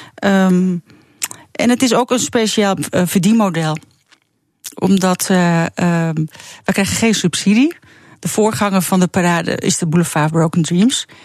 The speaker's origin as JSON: {"language": "Dutch", "country": "Netherlands", "said": "als echte Nederlander"}